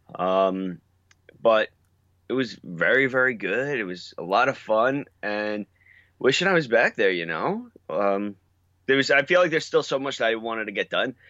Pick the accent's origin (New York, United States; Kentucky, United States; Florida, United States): New York, United States; I'm from New York